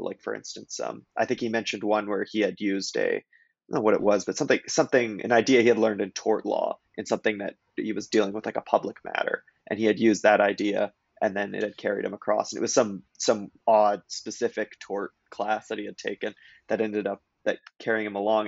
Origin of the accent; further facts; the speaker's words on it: Kelowna, British Columbia, Canada; moved away; I was from Kelowna, BC